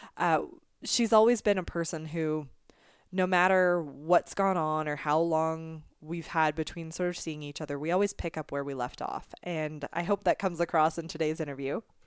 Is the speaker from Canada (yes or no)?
yes; Canada; also born or lived in Scotland; in Canada since the age of two. So I consider myself very, as Canadian as I could be besides being born here.